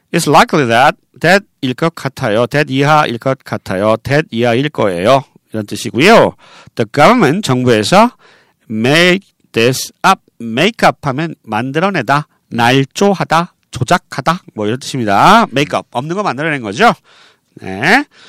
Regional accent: Seoul, South Korea; 저는 어, 서울 사람이에요.

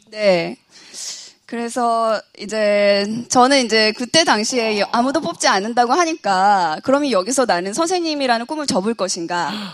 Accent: Yeosu, South Jeolla, South Korea; moved away as an adult; now in Seoul, South Korea; 원래 고향은 여수예요

